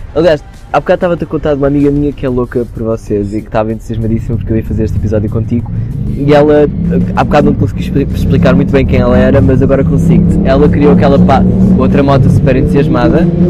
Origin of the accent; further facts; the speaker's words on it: Portugal; also born or lived in Abrantes; now in Lisbon, Portugal; eu venho do interior de um conselho muito pequeno